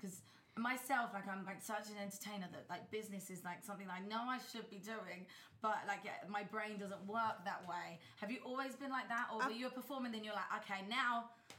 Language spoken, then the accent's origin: English; England, United Kingdom; I'm English, and it takes me a lot to get drunk